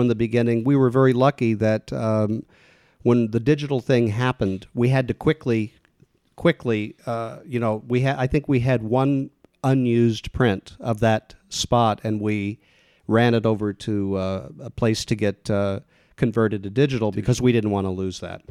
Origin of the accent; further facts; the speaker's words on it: Kansas City, Missouri, United States; moved away as an adult; now in Los Angeles, United States; I grew up in the Midwest in Kansas City